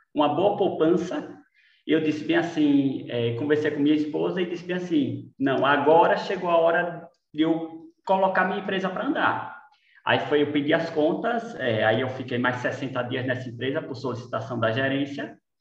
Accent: Lagarto, Sergipe, Brazil; moved away as an adult; now in Aracaju, Brazil; Eu sou do, do, de Lagarto, do interior de Lagarto, eu sou filho de agricultores

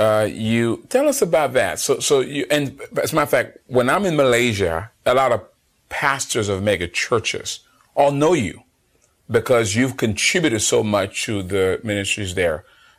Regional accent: United States; the Americans, out, myself, Gina and Deborah

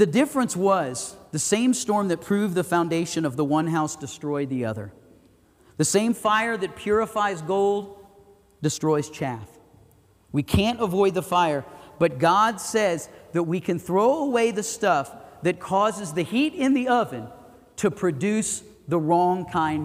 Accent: the Everglades, Florida, United States; now in Idaho Falls, United States; I grew up in the Everglades

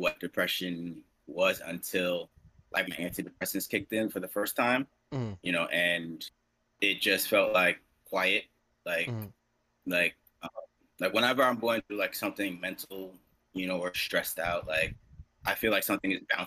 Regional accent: New York City, New York, United States; I grew up in Garrison Beach, Brooklyn

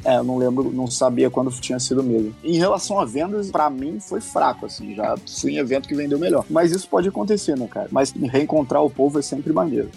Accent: Rio de Janeiro, Brazil; eu sou carioca

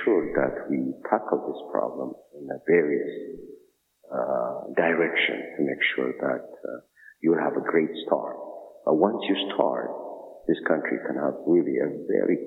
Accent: Ethiopia; moved away; I'm from Ethiopia

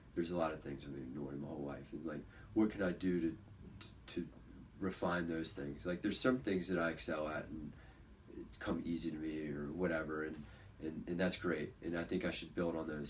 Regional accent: Virginia Beach, Virginia, United States; Josh and I, we grew up here in Virginia Beach together

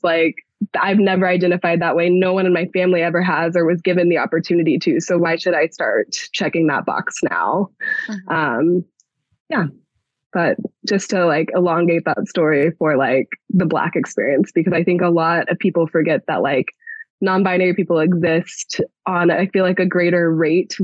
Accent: Texas, United States; moved away; I'm a Texan. Like I grew up in Texas, moved out here

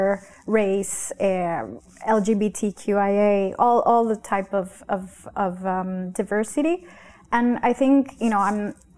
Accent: Honduras; I am from Honduras, I'm from it's a third world country.

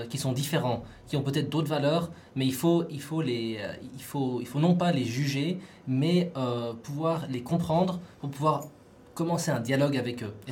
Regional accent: Australia; also born or lived in Vaud, Switzerland; Donc je viens du canton de Vaud, mais mon père est français, ma mère est chilienne et j'ai grandi en Australie.

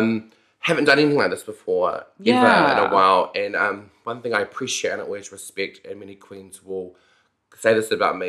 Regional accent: Napier, Hawke's Bay, New Zealand; also born or lived in Wellington; now in Auckland, New Zealand; I come from a town called Napier, Hawke's Bay

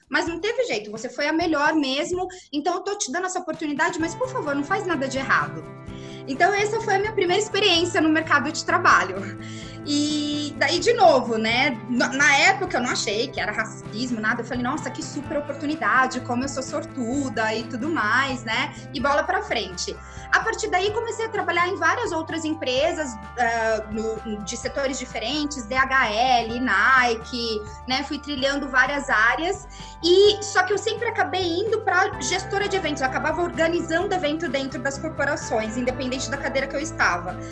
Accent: Osasco, São Paulo, Brazil; eu nasci em São Paulo capital, mas eu fui criada em Osasco, osasquense

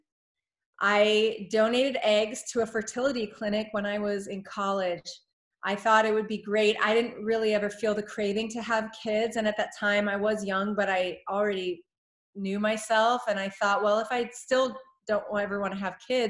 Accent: United States; as an American

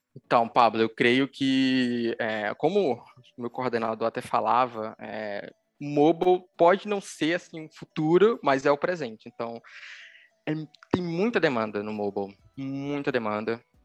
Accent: Recife, Pernambuco, Brazil; sou daqui de Recife, Pernambuco

